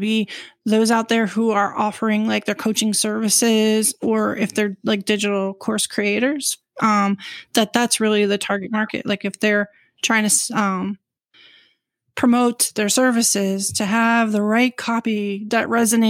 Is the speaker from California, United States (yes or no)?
no; Southampton, New York, United States; I grew up on Eastern Long Island in a town called Southampton